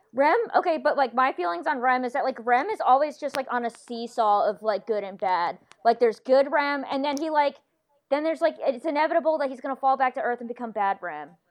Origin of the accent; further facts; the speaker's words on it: North Carolina, United States; I'm from North Carolina